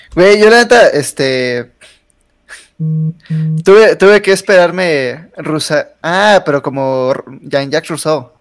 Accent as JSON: {"language": "Spanish", "country": "Mexico", "said": "como mexicanos"}